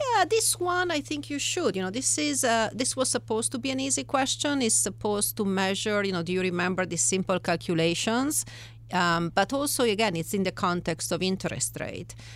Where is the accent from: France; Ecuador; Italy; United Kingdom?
Italy; English is a second language; moved away as an adult; now in United States; I am originally from Italy